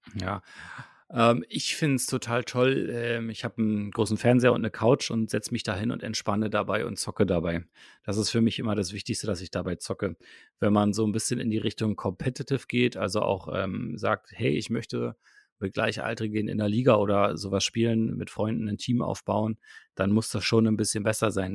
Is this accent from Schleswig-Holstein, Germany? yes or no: no; Potsdam, Brandenburg, Germany; moved away as an adult; now in Berlin, Germany; aus Potsdam, äh, aus meiner Heimatstadt